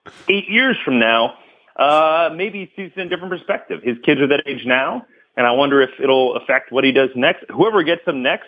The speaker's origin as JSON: {"language": "English", "area": "Bay Area", "region": "California", "country": "United States", "tie": "born or raised there", "said": "I grew up in the Bay Area as a Warriors fan"}